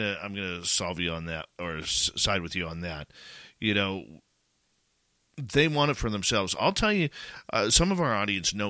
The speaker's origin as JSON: {"language": "English", "country": "Canada", "said": "I'm Canadian"}